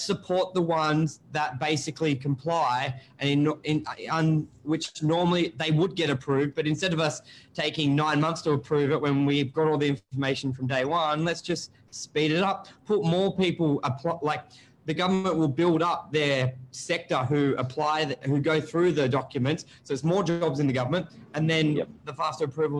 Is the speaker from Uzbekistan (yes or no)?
no; Sydney, New South Wales, Australia; when I grew up on Northern Beaches